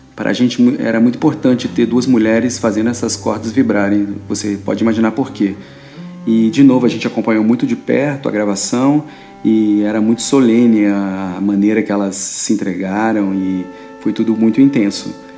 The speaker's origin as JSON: {"language": "Portuguese", "town": "Brasília", "region": "Federal District", "country": "Brazil", "said": "sou de Brasília"}